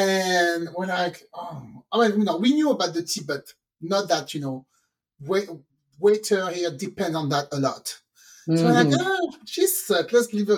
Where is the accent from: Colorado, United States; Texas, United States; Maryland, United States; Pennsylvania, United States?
Texas, United States; I'm sorry. I'm from Texas.